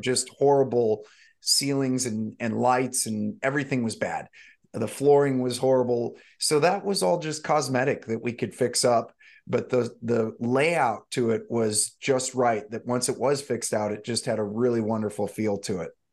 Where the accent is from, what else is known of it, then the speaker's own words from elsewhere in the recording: St. Louis, Missouri, United States; moved away as an adult; also born or lived in Malibu, California; now in Santa Barbara, United States; I grew up actually in the Midwest, in Saint Louis, Missouri, mostly